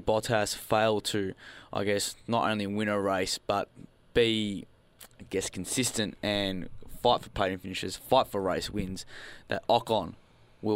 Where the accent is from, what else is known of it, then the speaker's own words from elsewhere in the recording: Australia; As Australian F1 supporters